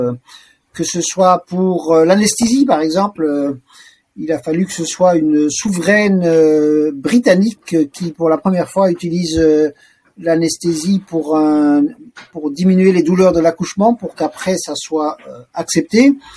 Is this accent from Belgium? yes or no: yes; Brussels, Brussels-Capital Region, Belgium; Je suis né donc à Bruxelles en 1962. J'y ai toujours euh, vécu